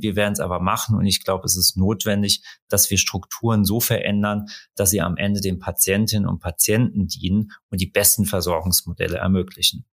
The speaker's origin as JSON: {"language": "German", "region": "Rhineland-Palatinate", "country": "Germany", "said": "ich komme aus Rheinland-Pfalz"}